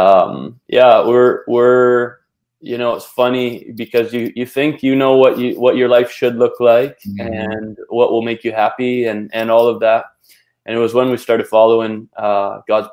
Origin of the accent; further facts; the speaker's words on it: British Columbia, Canada; I'm from Canada, grew up in BC